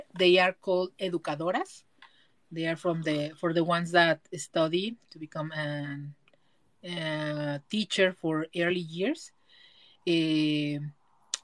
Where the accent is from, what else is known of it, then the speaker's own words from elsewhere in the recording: Mexico; in Mexico, we have